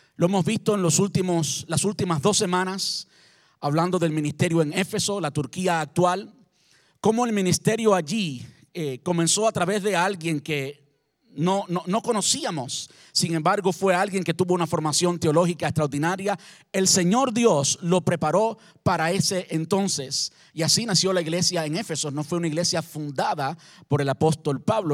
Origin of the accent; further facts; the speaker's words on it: Cuba; now in Brandon, United States; como buen cubano